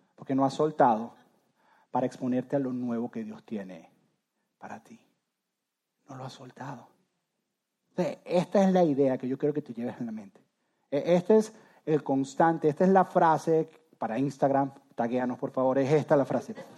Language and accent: Spanish; Venezuela; moved away as an adult; Yo soy de Venezuela, yo amo Venezuela